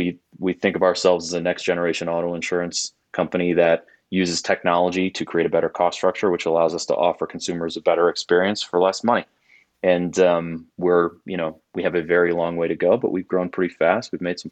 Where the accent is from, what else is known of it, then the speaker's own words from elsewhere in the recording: Milwaukee, Wisconsin, United States; So I'm a Midwest kid, was born and raised in Milwaukee, went to school in Wisconsin